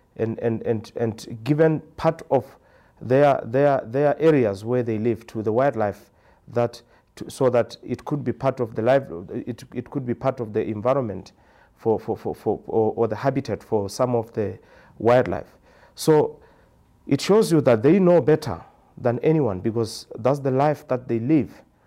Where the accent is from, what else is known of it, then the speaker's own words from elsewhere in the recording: Maun, North-West District, Botswana; I'm from Botswana, a village called Maun. That's where I live.